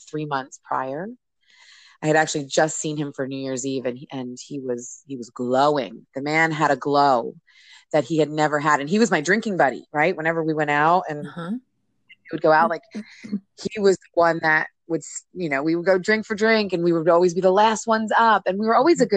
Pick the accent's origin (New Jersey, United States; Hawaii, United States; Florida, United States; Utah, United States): New Jersey, United States; I grew up in New Jersey